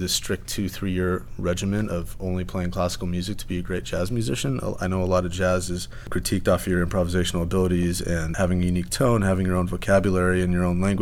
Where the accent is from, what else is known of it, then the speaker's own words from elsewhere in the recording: Torrance, California, United States; I was born and raised in Torrance, California.